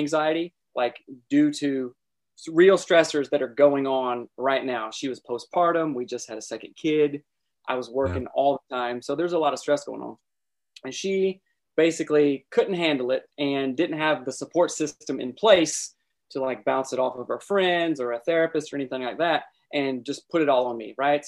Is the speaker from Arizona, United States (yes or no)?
no; South Carolina, United States; moved away as an adult; also born or lived in Seattle, Washington; I'm originally from South Carolina and, moved out to Seattle, with my friends.